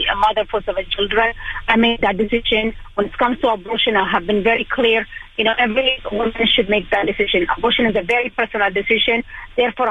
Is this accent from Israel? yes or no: yes; Israel; moved away as an adult; also born or lived in Ethiopia; now in Long Island, United States; I was born in Ethiopia in 1991. It was a civil war when Israel and United States decided to bring me and another 14,500 Ethiopian Jews to Israel. Went to school there